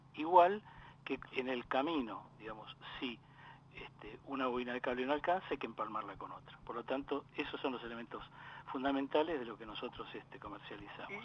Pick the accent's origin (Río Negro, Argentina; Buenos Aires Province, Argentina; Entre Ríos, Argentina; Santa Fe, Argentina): Buenos Aires Province, Argentina; Lomas de Zamora; also born or lived in Valentín Alcina; Y después de allí nos trasladamos al partido de Lomas de Zamora, donde mi viejo, como buen inmigrante, se compró su terrenito y se hizo su casa